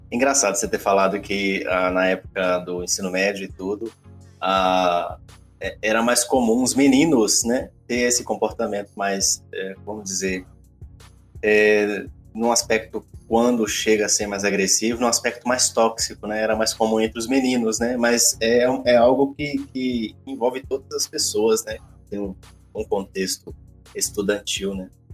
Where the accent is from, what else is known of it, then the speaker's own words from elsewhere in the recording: Caratinga, Minas Gerais, Brazil; de Minas Gerais, de Caratinga, minha, minha terra